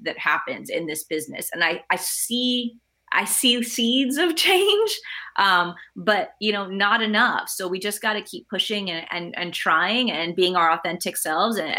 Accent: Fort Worth, Texas, United States; English is a second language; moved away; I grew up, English is my second language. I grew up on the north side of Fort Worth.

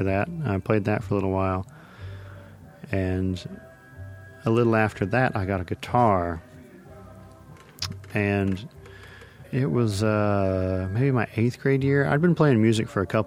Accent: Arkansas City, Kansas, United States; moved away as an adult; now in North Carolina, United States; I'm from Arkansas City, Kansas, which is 10 miles south of Winfield

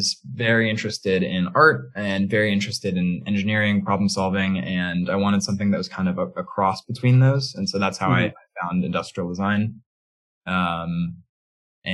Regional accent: Midwest, United States; now in San Francisco, United States; I grew up in the Midwest, but I'm now a West Coast transplant

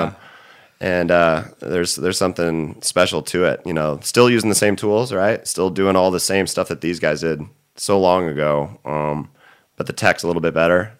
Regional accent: Orange County, California, United States; also born or lived in San Clemente / Fallbrook / Los Angeles; I'm from Orange County originally

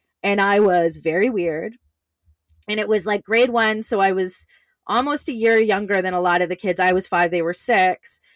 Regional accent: Canada; I grew up in Canada

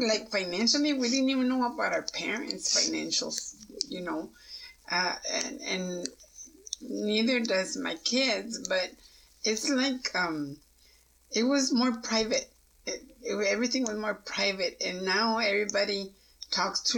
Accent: Pecos, Texas, United States; I grew up in Pecos, and to me it was kind of, well, I better say it, racist

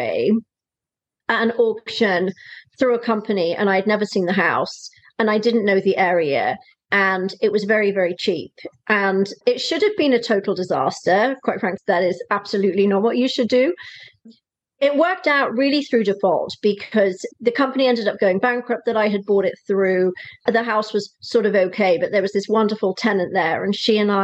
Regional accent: Wales, United Kingdom; moved away as an adult; also born or lived in South East England; now in California, United States; I'm from the UK originally. I'm a Welsh girl. I've lived in California now for 14 years

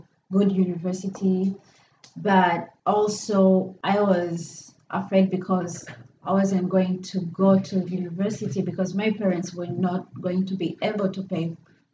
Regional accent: Rwanda; moved away as an adult; now in Manchester, United States; I'm from Rwanda

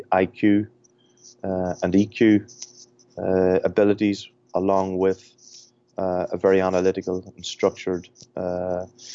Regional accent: Ireland; accent: Irish; now in Michigan, United States; if my accent doesn't give it away, I'm Irish.

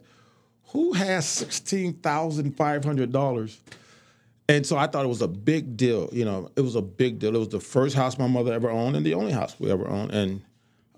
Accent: Chicago, Illinois, United States; moved away; growing up in Chicago

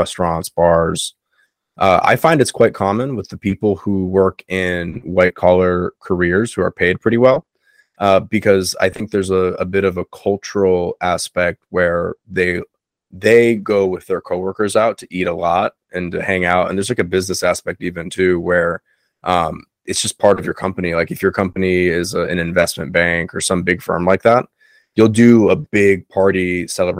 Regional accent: South Florida, United States; all the friends I have down here growing up in South Florida

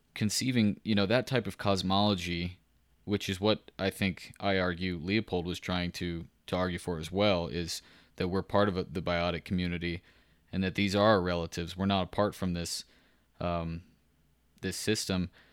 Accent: Central Texas, United States; I grew up in Central Texas

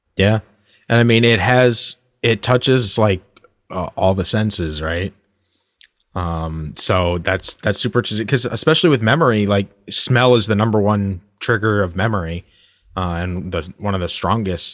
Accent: United States; we're American

